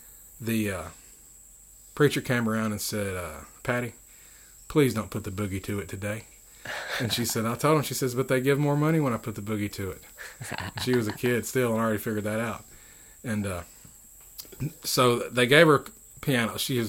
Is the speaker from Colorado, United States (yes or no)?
no; Philadelphia, Mississippi, United States; born there; also born or lived in Goose Creek / Washington; I was born here in Philadelphia, Mississippi. And my youth, I traveled around with my parents.